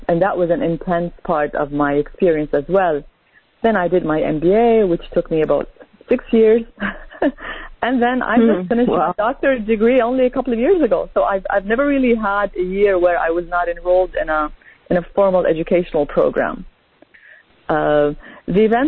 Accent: Canada; also born or lived in Lebanon; I was born in Lebanon, and as a child, we immigrated as a family to Canada

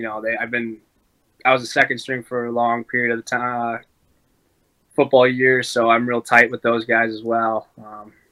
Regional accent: Mount Horeb, Wisconsin, United States; I grew up in Mount Hoare, Wisconsin, about hour west of Whitewater.

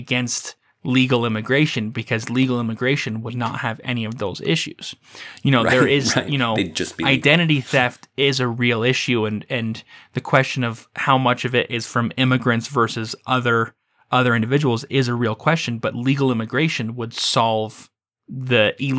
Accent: St. George, Utah, United States; I spent a fair bit of time growing up in St. George, Utah, which is a relatively small community that's been growing on a regular basis over the last 30 years.

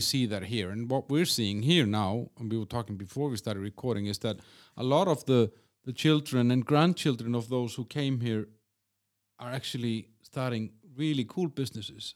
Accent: Iceland; from Iceland

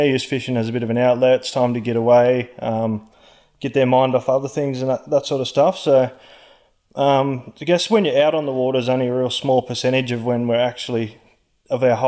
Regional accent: Orange, New South Wales, Australia; I'm from Orange

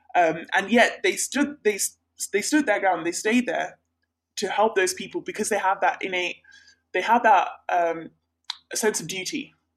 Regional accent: northeast Sri Lanka, Sri Lanka; moved away; So I'm from Sri Lanka. I'm from the northeast part of Sri Lanka

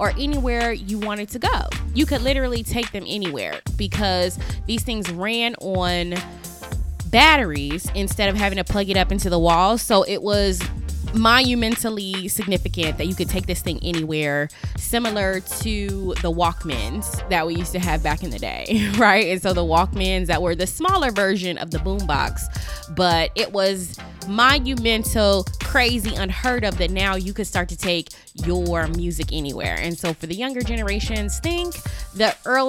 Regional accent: Las Vegas, Nevada, United States; I'm from Las Vegas, Nevada

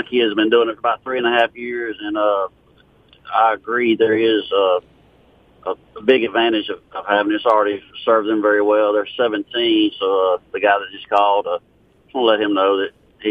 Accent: Jackson, Mississippi, United States; I don't know if you remember me growing up in South Jackson.

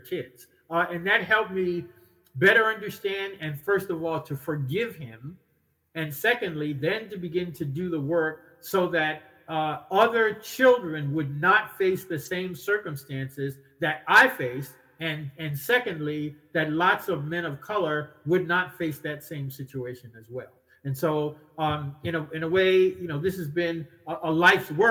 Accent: New York City, New York, United States; I grew up in New York City

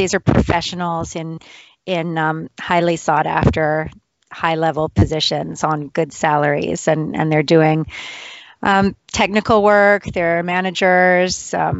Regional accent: United States; also born or lived in Hong Kong; now in Australia; Even the town I grew up in near Washington, D.C. has a Westfield shopping center.

